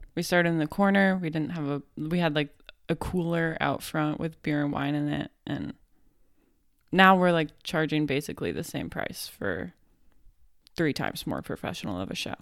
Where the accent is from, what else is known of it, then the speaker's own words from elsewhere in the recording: Fort Collins, Colorado, United States; moved away as an adult; now in Florida, United States; I grew up in Fort Collins.